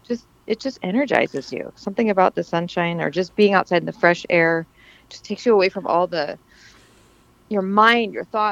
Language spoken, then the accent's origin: English; Montana, United States; I'm from Montana